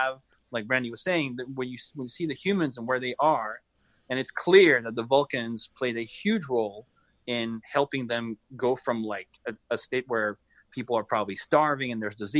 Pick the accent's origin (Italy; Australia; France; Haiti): France; now in United States; my home country, France